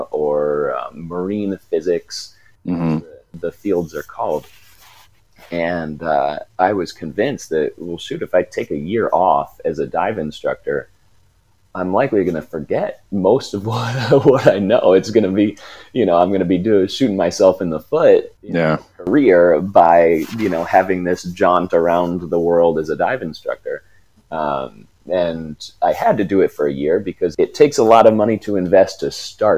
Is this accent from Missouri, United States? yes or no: no; Ohio, United States; growing up in the Midwest